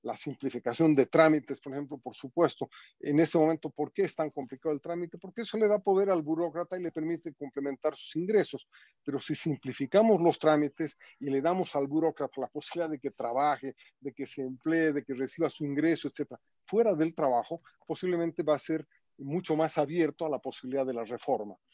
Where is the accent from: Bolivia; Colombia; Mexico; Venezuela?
Bolivia; somos todos los bolivianos